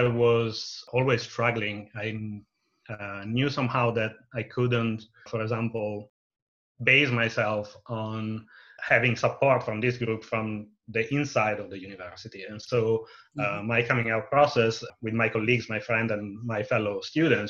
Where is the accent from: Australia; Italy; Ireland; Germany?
Italy; near Milan, Lombardy; moved away as an adult; also born or lived in Bowling Green, Ohio / Pavia; now in Evanston, United States; I was born and raised in Italy, in the north, near to Milan